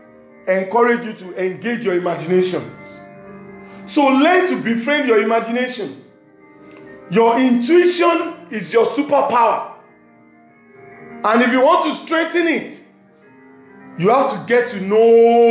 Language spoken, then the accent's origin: English; Nigeria; from Nigeria, west side of Africa